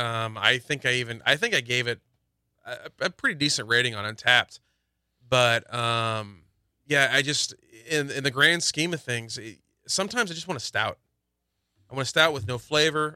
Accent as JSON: {"language": "English", "region": "Indiana", "country": "United States", "moved": "yes", "said": "I'm from Indiana"}